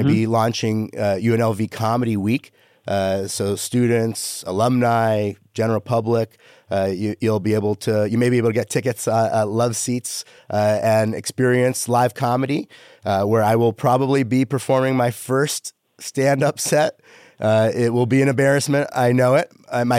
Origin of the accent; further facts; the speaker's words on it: Canada; I'm Canadian